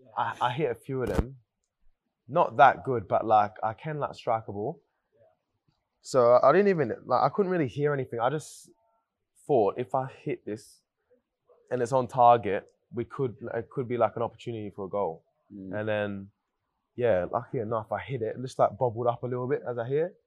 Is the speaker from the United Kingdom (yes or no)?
no; Paris, Île-de-France, France; I'm from Paris as well